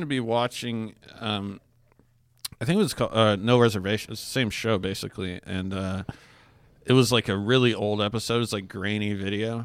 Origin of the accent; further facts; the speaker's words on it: Alaska, United States; I grew up in Alaska